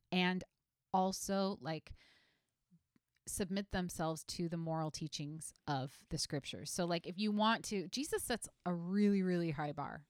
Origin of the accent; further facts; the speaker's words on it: United States; as an American citizen